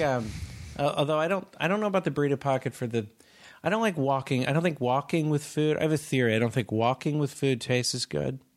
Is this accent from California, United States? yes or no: yes; Palo Alto, California, United States; I'm from Palo Alto